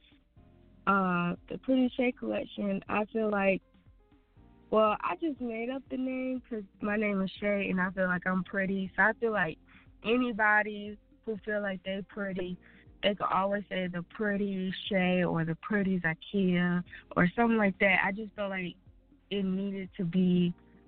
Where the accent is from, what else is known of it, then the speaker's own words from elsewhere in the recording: Atlanta, Georgia, United States; I'm from Atlanta